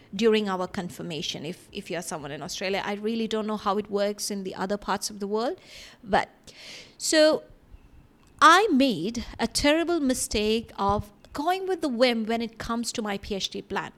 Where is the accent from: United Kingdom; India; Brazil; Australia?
India; moved away; growing up in India